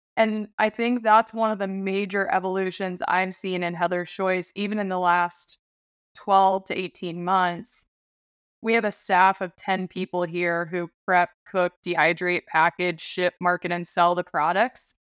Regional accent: Alaska, United States; born or raised there

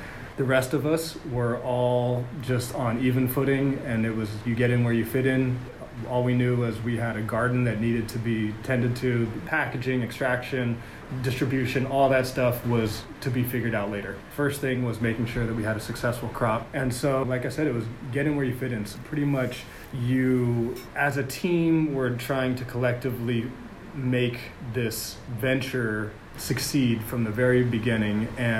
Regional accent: California, United States; I'm the general manager of Harmony Farms. I come from California, and I'm here because this is what I love to do.

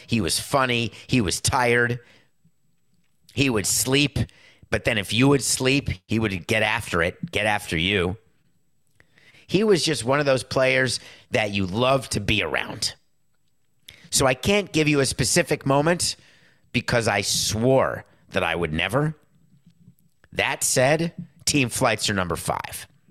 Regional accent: New York, United States; when I was growing up in New York

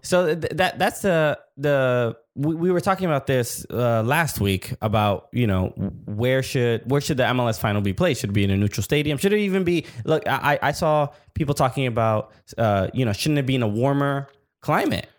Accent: New York, United States; we from New York

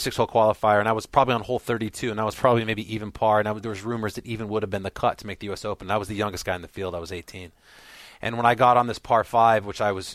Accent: Southern California, United States; I grew up in Southern California playing with Jason Gore and Tiger

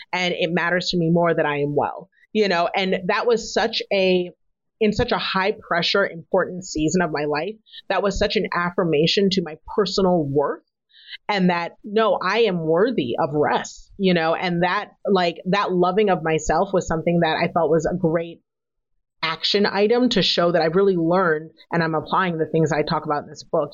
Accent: United States; my parents are African immigrants, but I was born in America

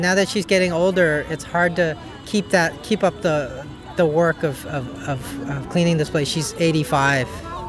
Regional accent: Oakland, California, United States; I grew up in Oakland

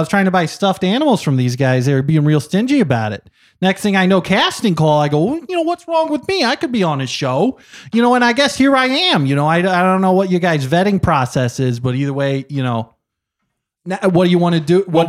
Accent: Terre Haute, Indiana, United States; I'm from Terre Haute, Indiana.

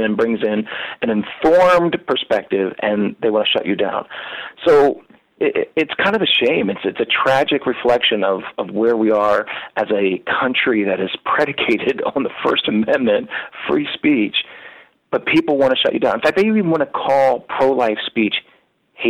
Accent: Lancaster County, Pennsylvania, United States; moved away; also born or lived in Atlanta; I'm from Lancaster County, Pennsylvania, from, you know, Amish and all

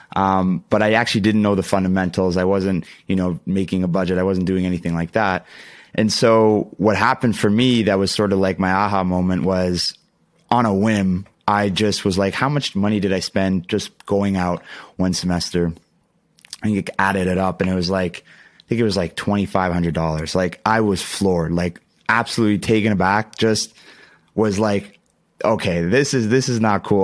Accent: Ontario, Canada; I'm, I'm from Canada

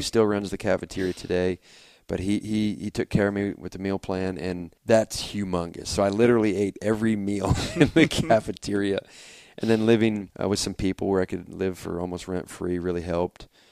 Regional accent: Auburn, Indiana, United States; also born or lived in Fort Wayne, Indiana; I'm from Fort Wayne, Indiana originally. Grew up for the first, mm, twelve years or so in Auburn, Indiana, just a little north of Fort Wayne

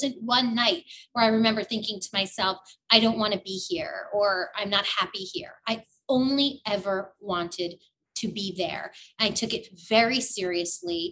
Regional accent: New York City, New York, United States; moved away; also born or lived in New Jersey; I grew up in the Bronx.

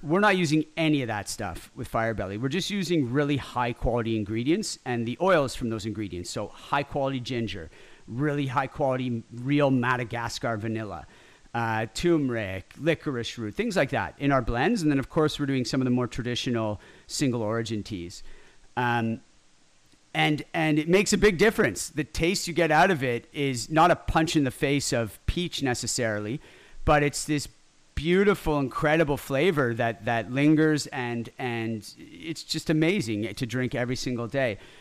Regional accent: Ottawa, Ontario, Canada; also born or lived in Montreal; now in Toronto, Canada; I was born in Ottawa

